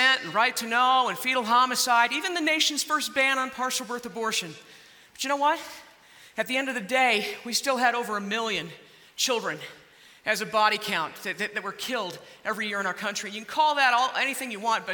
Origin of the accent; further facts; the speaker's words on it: Ohio, United States; I come from Ohio